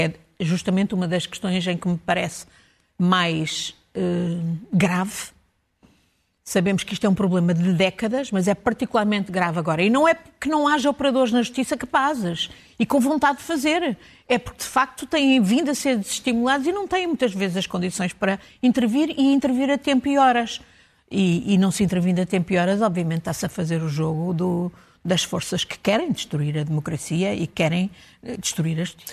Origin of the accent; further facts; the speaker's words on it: Portugal; para nós, como portugueses